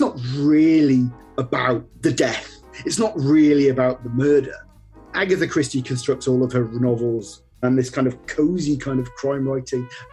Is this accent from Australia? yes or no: no; United Kingdom; I'm British and there is a kind of stereotypical kind of British reserve